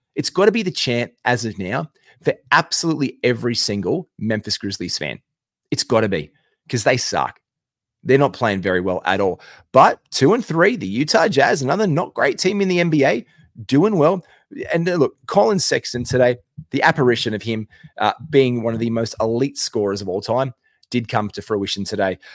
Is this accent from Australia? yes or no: yes; Australia; I'm an Aussie